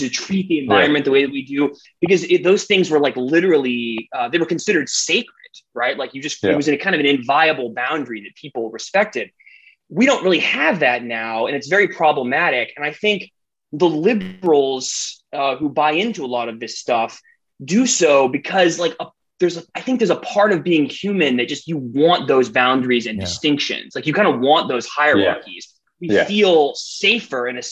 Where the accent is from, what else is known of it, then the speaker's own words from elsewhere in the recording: the South, United States; if I say y'all, it's just because I'm from the South